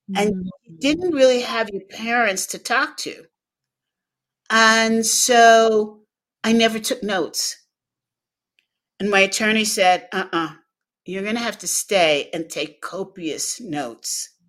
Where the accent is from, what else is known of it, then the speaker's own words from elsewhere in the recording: Los Angeles, California, United States; And so I grew up in La La Land